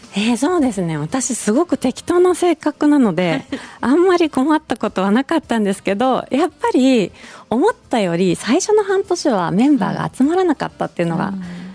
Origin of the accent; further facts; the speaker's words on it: Shizuoka, Japan; also born or lived in Tokyo; now in Fukuyama, Japan; 静岡出身で田舎育ち